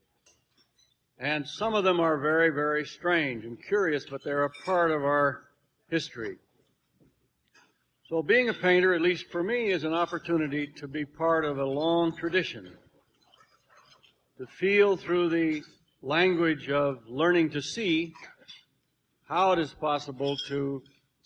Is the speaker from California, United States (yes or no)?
yes; California, United States; also born or lived in Arizona; raised most of the time in California.